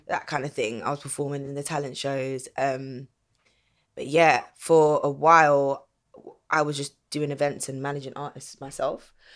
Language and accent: English; London, United Kingdom; I grew up in Southeast London